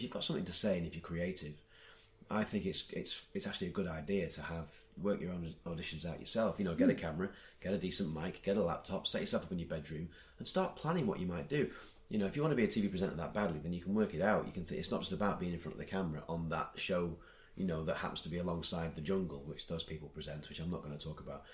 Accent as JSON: {"language": "English", "town": "Blackpool", "region": "North West England", "country": "United Kingdom", "said": "I'm that guy from Blackpool"}